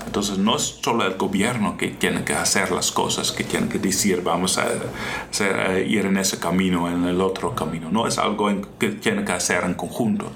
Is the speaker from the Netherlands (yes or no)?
yes; Netherlands; Spanish is a second language; moved away as an adult; now in Costa Rica; como padre, como soy yo, como esposo, que soy yo también, como holandés.